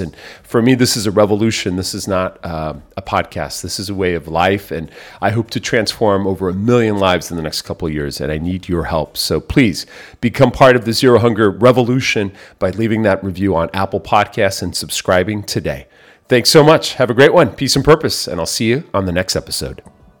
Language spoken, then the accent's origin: English; Mexico City, Mexico; moved away; born in Mexico City